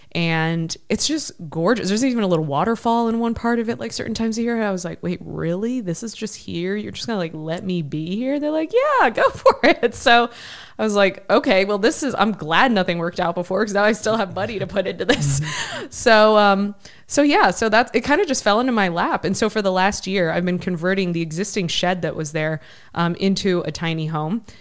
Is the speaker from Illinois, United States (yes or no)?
no; Ohio, United States; moved away; I grew up in Ohio.